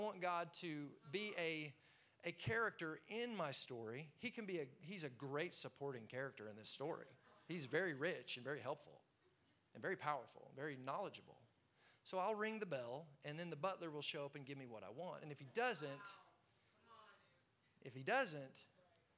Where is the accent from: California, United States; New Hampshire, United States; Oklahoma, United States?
Oklahoma, United States; Tulsa; I'm growing up in Tulsa, Oklahoma